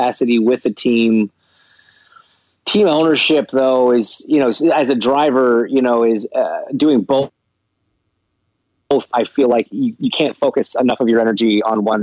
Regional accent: Canada; I'm Canadian

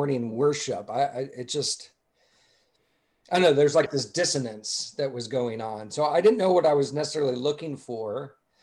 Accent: Atlanta, Georgia, United States; I grew up mostly in Dr. Charles Stanley's church in Atlanta

